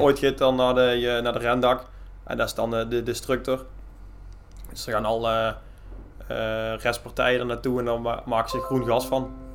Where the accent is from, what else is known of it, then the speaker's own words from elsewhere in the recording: Mierlo, North Brabant, Netherlands; now in Leende, Netherlands; ik kom eigenlijk van Mierlo af en daar hadden wij een zeugenbedrijf